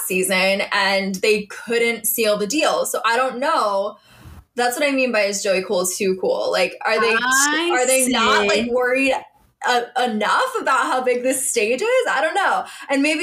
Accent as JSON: {"language": "English", "town": "Pittsburgh", "region": "Pennsylvania", "country": "United States", "said": "I'm from Pittsburgh"}